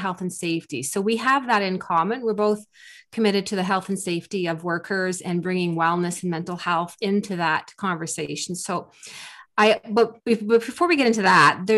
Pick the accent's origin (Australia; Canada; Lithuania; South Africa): Canada; I'm Canadian